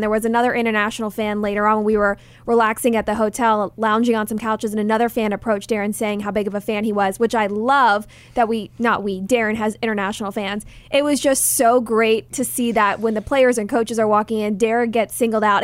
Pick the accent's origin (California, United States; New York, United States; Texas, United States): Texas, United States; Dallas; growing up in Dallas